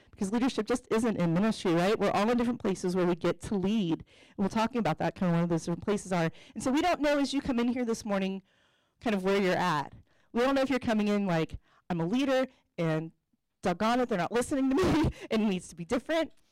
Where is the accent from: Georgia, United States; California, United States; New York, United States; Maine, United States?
Georgia, United States; Atlanta; I came from Atlanta, Georgia, where let's just say there are very traditional women roles